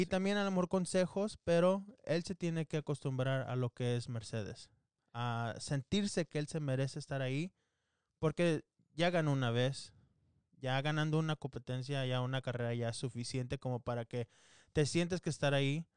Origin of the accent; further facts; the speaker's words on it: Mexico; Los dos somos mexicanos